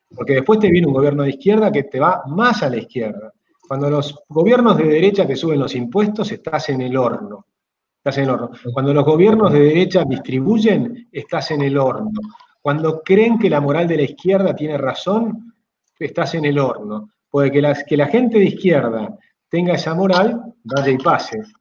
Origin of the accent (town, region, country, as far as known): Argentina